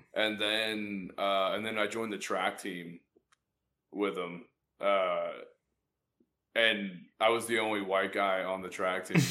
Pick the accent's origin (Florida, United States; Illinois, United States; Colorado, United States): Florida, United States; Jacksonville; I grew up in Jacksonville